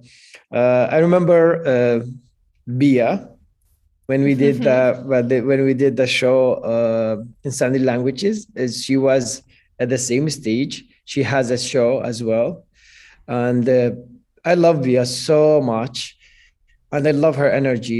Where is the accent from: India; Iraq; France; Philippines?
Iraq; English is a second language; moved away; my home country in Iraq